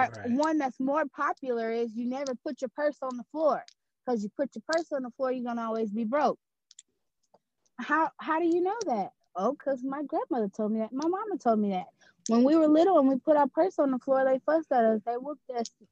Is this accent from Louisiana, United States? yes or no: yes; Louisiana, United States; I'm born and raised in Louisiana.